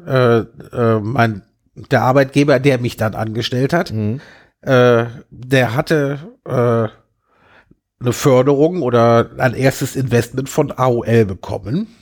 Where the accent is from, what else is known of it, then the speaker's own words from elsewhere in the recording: Germany; accent: German; also born or lived in London, United Kingdom / Alexandria, Virginia, United States; als Deutscher